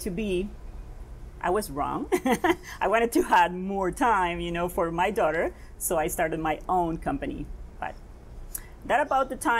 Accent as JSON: {"language": "English", "town": "Nosara", "region": "Guanacaste", "country": "Costa Rica", "tie": "born or raised there", "moved": "as an adult", "said": "I was born and raised in Nosara"}